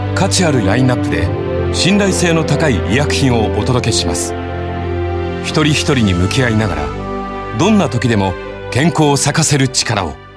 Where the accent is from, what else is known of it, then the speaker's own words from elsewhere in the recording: Tokyo, Japan; now in Niigata, Japan; もともと私東京出身なので、えー、新潟県全然土地勘なかった